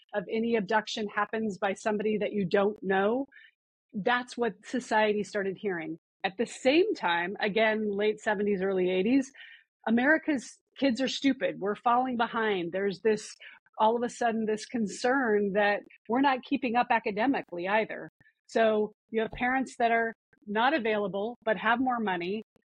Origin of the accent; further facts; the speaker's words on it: Missoula, Montana, United States; moved away; I grew up in Missoula, Montana